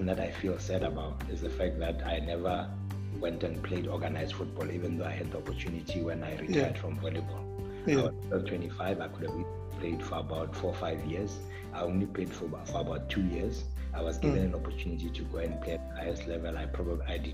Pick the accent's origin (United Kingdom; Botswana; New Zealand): Botswana; Gaborone, South-East District; also born or lived in Mutane; I was born in Gaborone, bred in Gaborone all my life.